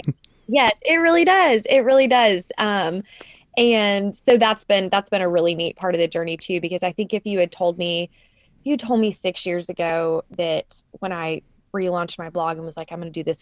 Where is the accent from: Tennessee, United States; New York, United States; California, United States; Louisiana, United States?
Tennessee, United States; Nashville; Nashville was a totally different city when I grew up here.